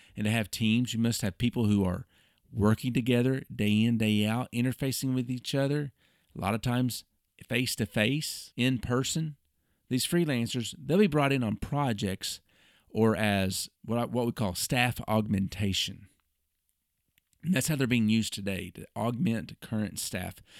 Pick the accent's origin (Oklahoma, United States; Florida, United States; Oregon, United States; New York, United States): Oklahoma, United States; Oklahoma City; my hometown, Oklahoma City